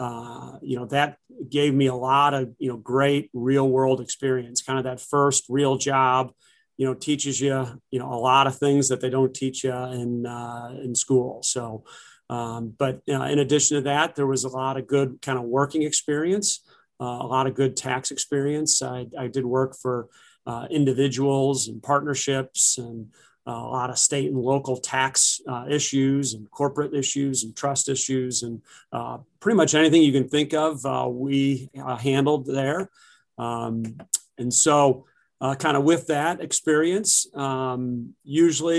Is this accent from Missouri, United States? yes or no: yes; University City, Missouri, United States; also born or lived in Milwaukee, Wisconsin; I've spent my whole life here in St. Louis, other than kind of the 4 years that I went to Marquette University of Milwaukee, Wisconsin. I grew up in University City with six other siblings